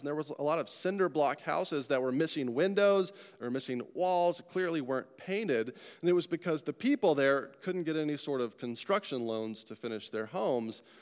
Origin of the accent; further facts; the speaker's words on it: Colorado, United States; I'm from Colorado